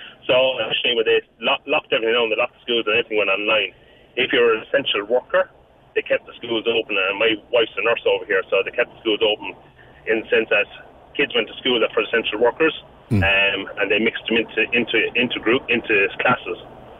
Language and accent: English; Crosshaven, Munster, Ireland; now in Perth, Australia